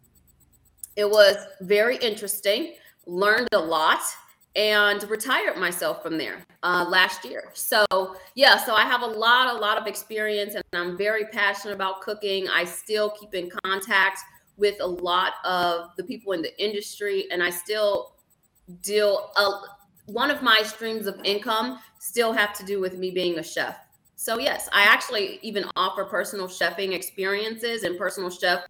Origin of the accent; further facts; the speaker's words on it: Minnesota, United States; moved away; I actually learned how to ski in Minnesota, because of course we're from Minnesota. So we used to go to Buck Hill Mountain a lot for field trips in Minnesota